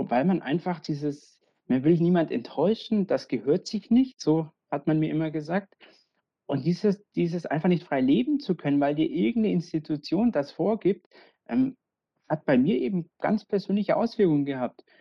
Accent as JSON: {"language": "German", "region": "Bavaria", "country": "Germany", "tie": "born or raised there", "said": "Ich bin ja in Bayern aufgewachsen, so sehr katholisches Umfeld"}